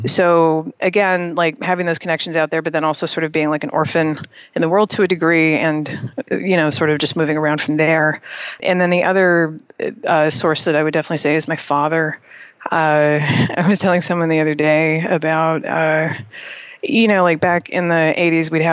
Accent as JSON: {"language": "English", "town": "Toronto", "region": "Ontario", "country": "Canada", "tie": "born or raised there", "moved": "as an adult", "lives_now": "New York, United States", "said": "I was born and raised in Toronto, Canada."}